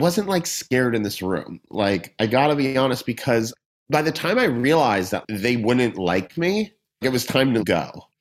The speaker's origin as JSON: {"language": "English", "town": "Boston", "region": "Massachusetts", "country": "United States", "tie": "born or raised there", "also_born_or_lived": "the Midwest / United Kingdom / Europe / Australia", "moved": "yes", "lives_now": "Los Angeles, United States", "said": "I grew up in Boston"}